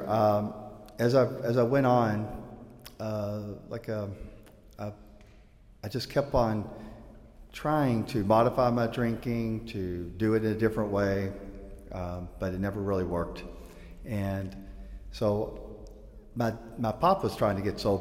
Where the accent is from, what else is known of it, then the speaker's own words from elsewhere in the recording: Louisville, Kentucky, United States; As a little guy, I grew up in Louisville, Kentucky.